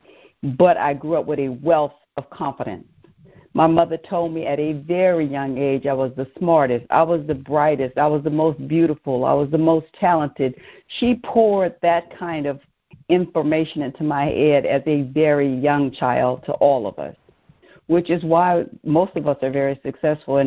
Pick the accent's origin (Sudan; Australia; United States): United States; New Orleans, Louisiana; I grew up in New Orleans, Louisiana